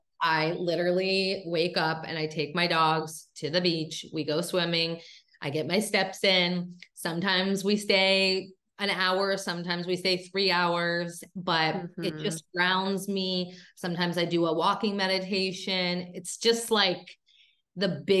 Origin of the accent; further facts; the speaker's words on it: Pittsburgh, Pennsylvania, United States; also born or lived in Seattle / California / Fort Lauderdale, Florida; now in Florida, United States; I decided to actually go back to my hometown. My mom lives in Pittsburgh